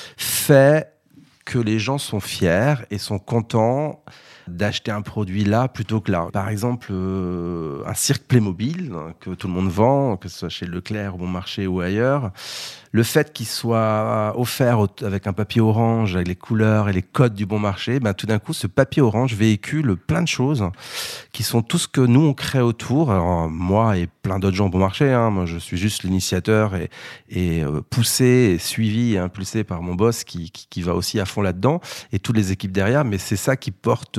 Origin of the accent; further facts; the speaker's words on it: Brittany, France; moved away; Je suis breton